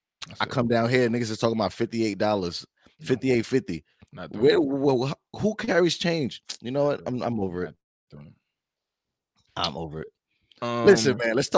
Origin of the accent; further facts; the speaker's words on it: New York, United States; moved away; I'm from New York, bro.